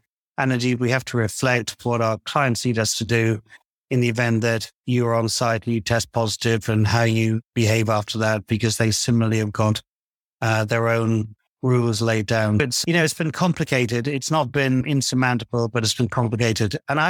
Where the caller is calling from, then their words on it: London, United Kingdom; I'm calling from London, England.